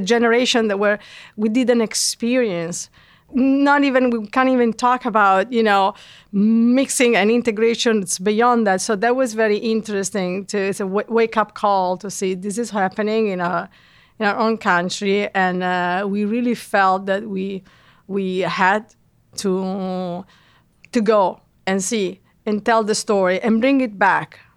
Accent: Italy; moved away as an adult; now in New York, United States; both of us were, uh, born and raised in Italy

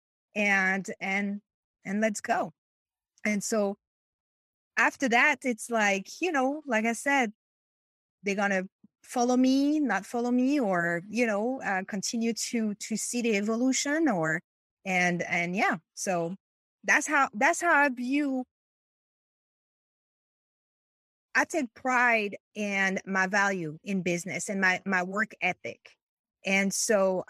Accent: France; English is a second language; moved away as an adult; now in Chicago, United States; So I am from France. Was married to an American person and moved from France to the US

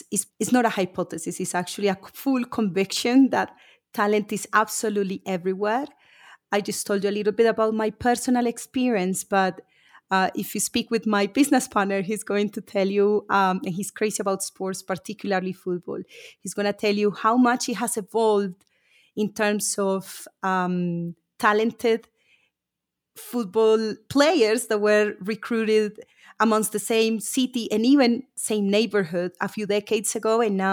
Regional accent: Colombia; moved away as an adult; also born or lived in United Kingdom; I was born and raised in Colombia. I've lived in the UK for a few years.

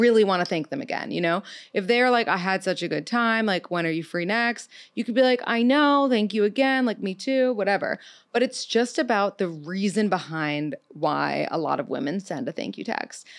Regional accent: New York City, New York, United States; I'm thirty-two. I'm from New York City

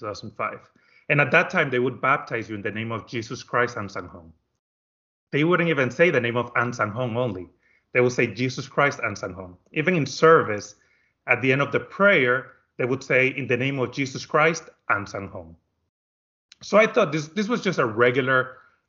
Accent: Dominican Republic; moved away as an adult; now in United States; I am from the Dominican Republic, and I am an only child. And when I graduated high school, I decided to come to America to go to school

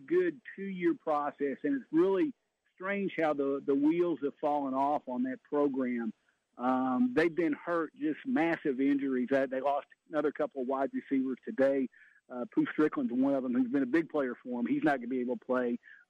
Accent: San Antonio, Texas, United States; moved away; my hometown in San Antonio

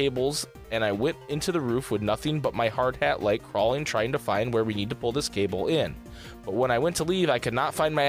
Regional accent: Kentucky, United States; I drove past my hometown one night after work in Kentucky. A drive I've done many times.

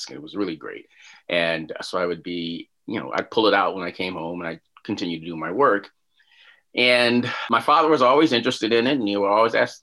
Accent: Chicago, Illinois, United States; moved away as an adult; also born or lived in Washington, District of Columbia, United States / Orlando / Houston / Tempe; I grew up in Chicago

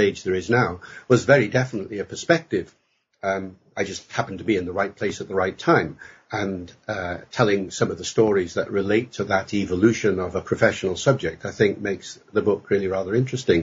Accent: Holyhead, Wales, United Kingdom; first language English; I grew up in North Wales, in Holyhead

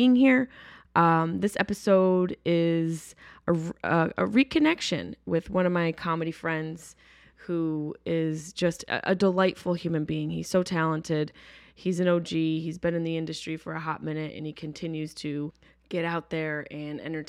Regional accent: upstate New York, United States; moved away; I'm not from New York City, but I'm from upstate New York

